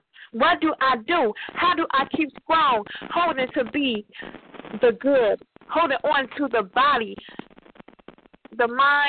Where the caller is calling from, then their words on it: Oakland, California, United States; I'm calling from Christ Hospital in Oakland.